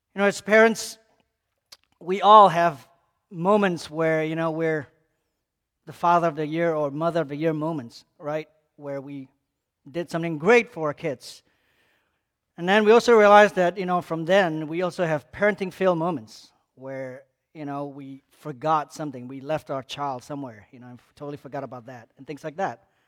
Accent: Malaysia; moved away; growing up in Malaysia as a Muslim country

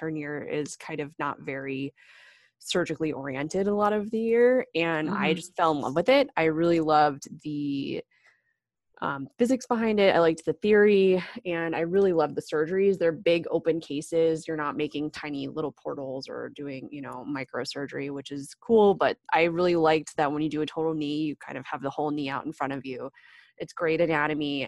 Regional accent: Vienna, Virginia, United States; moved away as an adult; now in Los Angeles, United States; I am from Vienna, Virginia. So Northern Virginia, outside of Washington, D.C.

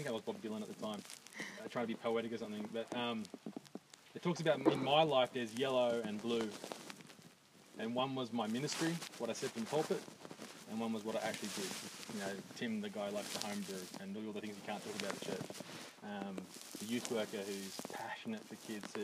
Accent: Dubbo, New South Wales, Australia; I grew up in Dubbo.

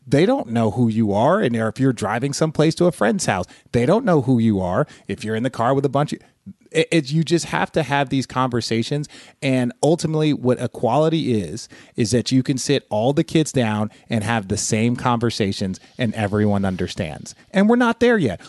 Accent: Phoenix, Arizona, United States; born or raised there; also born or lived in Los Angeles, California

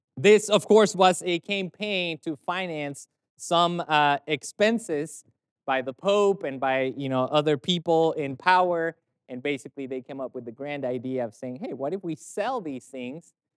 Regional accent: Mexico; I'm from Mexico

